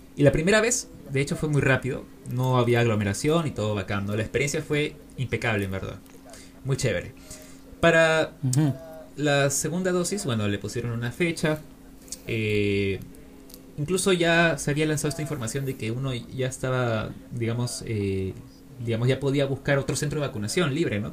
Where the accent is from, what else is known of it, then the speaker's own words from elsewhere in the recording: Peru; desde mi lugar como peruano